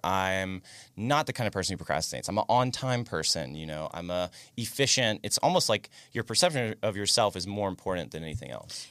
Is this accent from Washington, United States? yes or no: no; near Daytona, Florida, United States; I grew up in, like, near Daytona